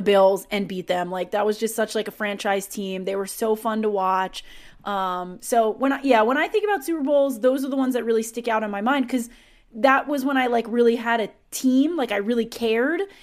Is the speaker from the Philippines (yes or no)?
no; New York, United States; I grew up in New York